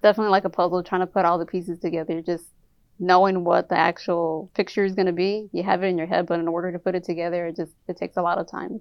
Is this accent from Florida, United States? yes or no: no; Inglewood, California, United States; I'm from originally from Inglewood, California